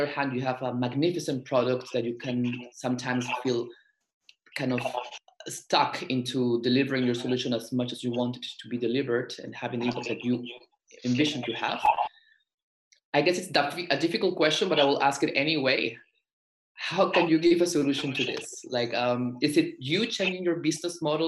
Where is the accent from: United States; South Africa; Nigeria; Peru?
Peru; I am from Peru and I've encountered this challenge in my country